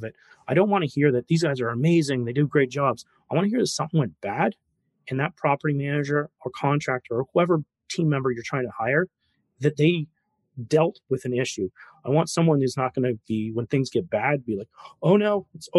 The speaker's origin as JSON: {"language": "English", "country": "Canada", "said": "Me being a Canadian"}